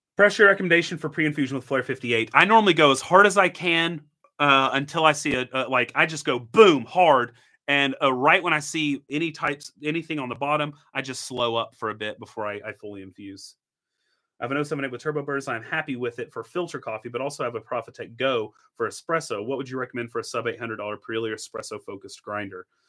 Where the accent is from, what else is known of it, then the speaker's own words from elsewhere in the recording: Tennessee, United States; Grew up in Tennessee. I'm a Tennessee boy.